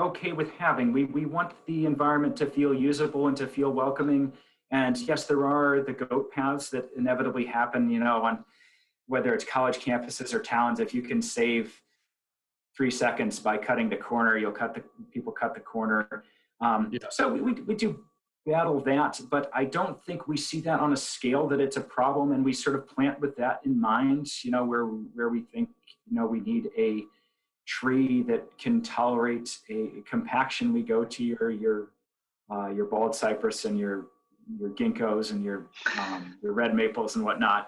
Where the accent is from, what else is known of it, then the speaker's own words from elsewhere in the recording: Belchertown, Massachusetts, United States; We in my hometown, Belchertown